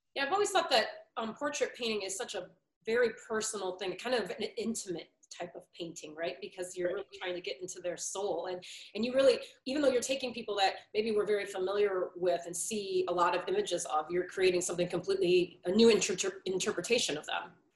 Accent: Detroit, Michigan, United States; I grew up down in Detroit too

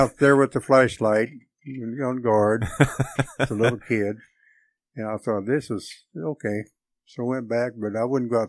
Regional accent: Atchison, Kansas, United States; born there; I was born in Atchison, Kansas in 1936.

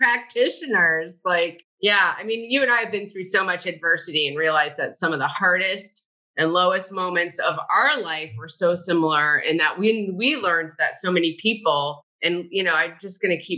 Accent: Connecticut, United States; born or raised there; now in Dunedin, United States

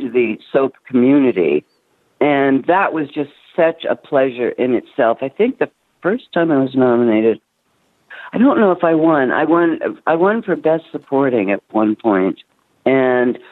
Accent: Toronto, Ontario, Canada; moved away; I was raised in Toronto

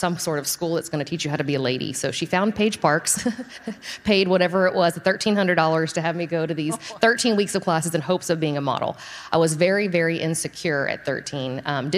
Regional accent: Friendswood, Texas, United States; I'm from Friendswood, so south of here

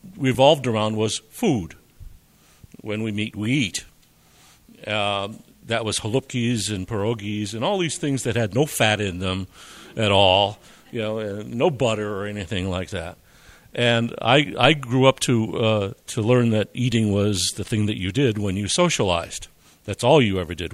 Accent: Wilkes-Barre, Pennsylvania, United States; I grew up in Wilkes-Barre, Pennsylvania, to parents and grandparents from Eastern Europe

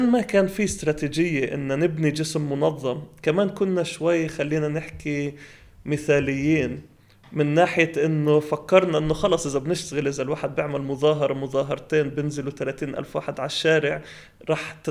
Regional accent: Palestine; يعني احنا كفلسطينيه موحدين ايش ايش اهدافنا

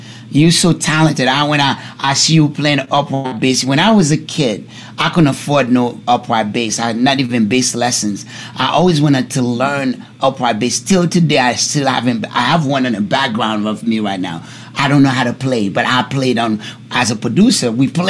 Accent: East Orange, New Jersey, United States; also born or lived in Newark / Irvington; I grew up in East Orange, Newark, Irvington, that's where I grew up, New Jersey, you know?

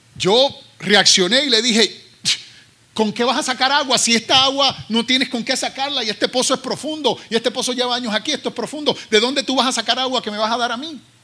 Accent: Carolina, Puerto Rico; now in United States; soy ah, ah, oriundo de Carolina, Puerto Rico, y llevo ya 36 años en los Estados Unidos

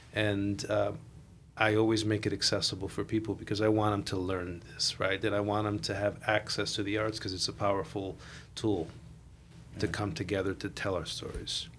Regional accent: Chicago, Illinois, United States; I am uh, Puerto Rican, born and raised in La Villita

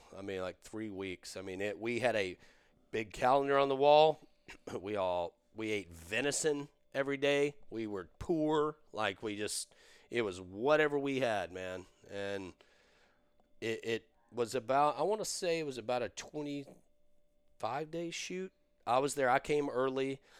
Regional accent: Dublin, Leinster, Ireland; I was raised in Dublin, went to Trinity, studied acting in Trinity, at Trinity University, and I was down traveling, love Texas

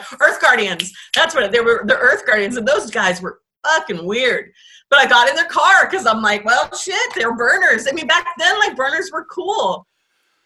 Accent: Bay Area, California, United States; I grew up in the Bay Area.

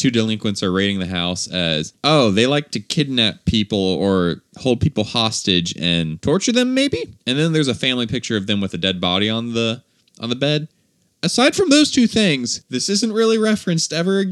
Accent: the South, Southern United States, United States; accent: Southern; the stereotype of my accent

